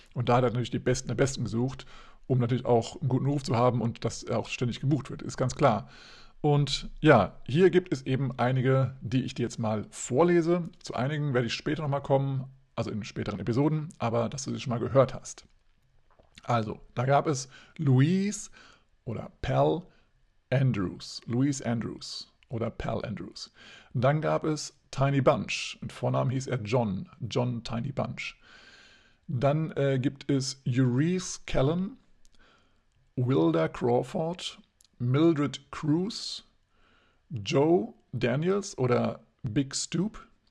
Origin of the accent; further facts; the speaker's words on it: Hesse, Germany; bei uns in Hessen